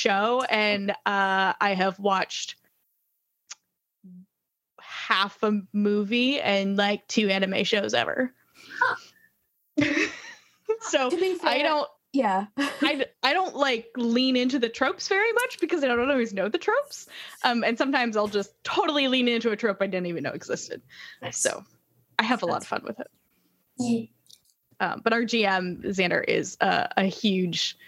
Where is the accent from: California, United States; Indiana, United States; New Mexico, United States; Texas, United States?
Indiana, United States; Indianapolis; That is my hometown